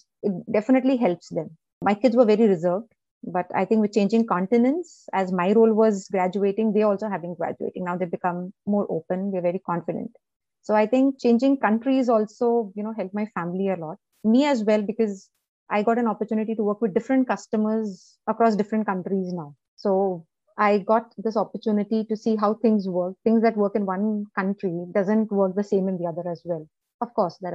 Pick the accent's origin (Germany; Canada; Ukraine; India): India; Chennai, Tamil Nadu; moved away; also born or lived in Delhi; I was born in Chennai. I was born in South India. So I still love Chennai. So that's my birthplace. Maybe I was born there and born and brought up there